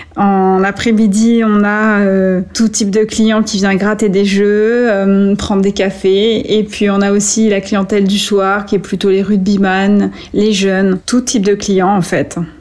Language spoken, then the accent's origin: French; Vierzon, Centre-Val de Loire, France; moved away as an adult; also born or lived in Atlanta, United States; Quand j'arrive à Vierzon, c'est un peu le choc. C'est pourtant la ville où j'ai grandi